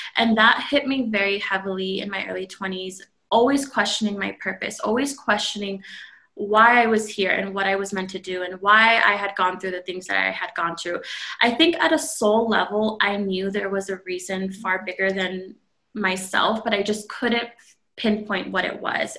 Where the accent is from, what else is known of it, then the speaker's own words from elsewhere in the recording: California, United States; moved away as an adult; now in Phoenix, United States; I am originally from California, born and raised, and I just recently moved to Phoenix, Arizona a few months ago.